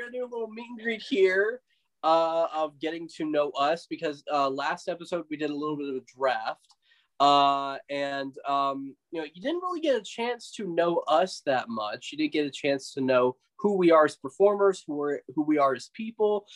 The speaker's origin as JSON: {"language": "English", "region": "West Texas", "country": "United States", "tie": "born or raised there", "moved": "yes", "lives_now": "Dallas, United States", "said": "I grew up in West Texas for nine years"}